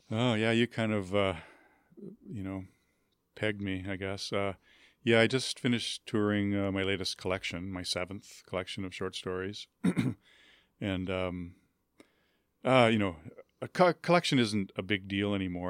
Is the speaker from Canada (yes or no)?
yes; Winnipeg, Manitoba, Canada; I grew up in Winnipeg